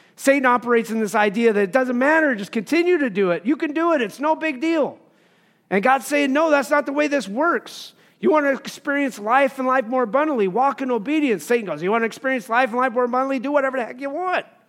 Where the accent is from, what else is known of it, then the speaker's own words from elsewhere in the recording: Wyoming, United States; I grew up in Wyoming